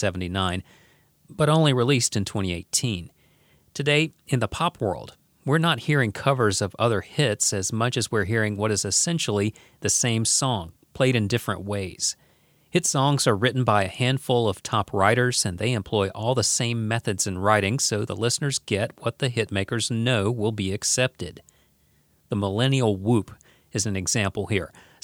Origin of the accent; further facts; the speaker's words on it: the South, United States; accent: Southern; So at an early age, I don't know if I was even conscious of it, but I downplayed my Southern accent.